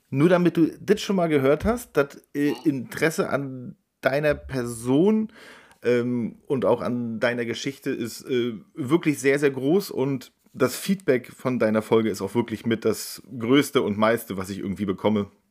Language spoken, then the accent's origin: German; Rostock, Mecklenburg-Vorpommern, Germany; meinem Verein aus der Heimat aus Rostock